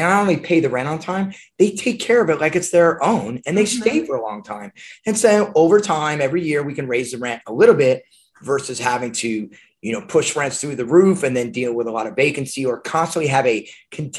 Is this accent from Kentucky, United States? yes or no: no; Newport Beach, California, United States; moved away as an adult; also born or lived in Arizona; I'm from Newport Beach, California, and I was going to the University of Arizona